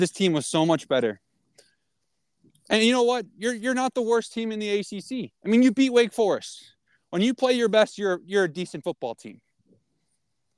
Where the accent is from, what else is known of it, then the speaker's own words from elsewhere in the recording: Ohio, United States; I grew up in Ohio